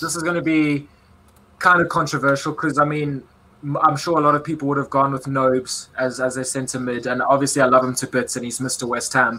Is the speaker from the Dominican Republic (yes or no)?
no; South Africa; moved away; in my home country